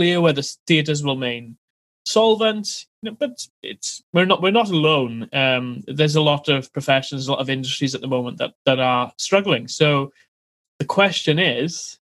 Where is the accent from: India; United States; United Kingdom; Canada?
United Kingdom; Wales; moved away as an adult; now in London, United Kingdom; I live in London, born and bred in Wales originally